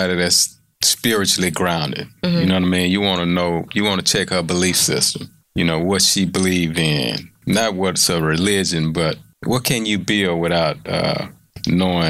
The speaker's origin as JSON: {"language": "English", "town": "Houston", "region": "Texas", "country": "United States", "tie": "born or raised there"}